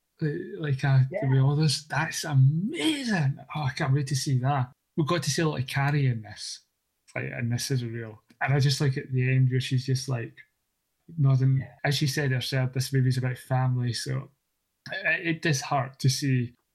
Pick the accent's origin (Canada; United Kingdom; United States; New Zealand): United Kingdom; Scotland; accent: Scottish